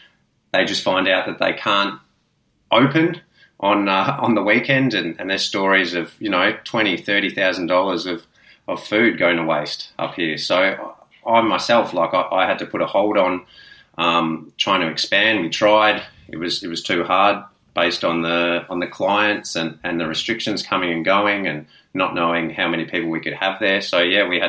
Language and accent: English; Melbourne, Victoria, Australia; moved away as an adult; now in Noosa, Australia; I'm originally from Melbourne. I only moved up here a few years ago.